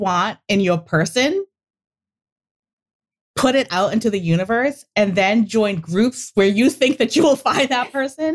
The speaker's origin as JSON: {"language": "English", "region": "New England", "country": "United States", "said": "we're from New England. And again, it's crackers. Sometimes it comes out as crackers. No one knows what we're saying half the time"}